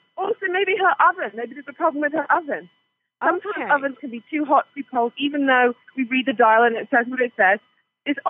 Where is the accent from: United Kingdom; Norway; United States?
United Kingdom; the Cotswolds, South West England; I'm from the Cotswolds, so I know that area very well